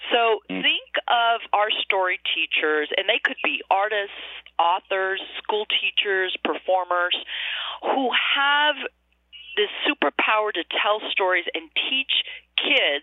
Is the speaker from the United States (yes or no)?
yes; Arizona, United States; growing up in Arizona in a rural community